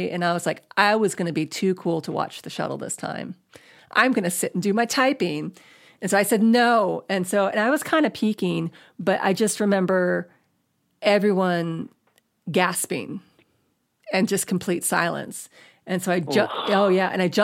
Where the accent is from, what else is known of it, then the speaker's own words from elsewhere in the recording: Space Coast, Florida, United States; moved away as an adult; now in Los Angeles, United States; I grew up in Florida. I grew up on the Space Coast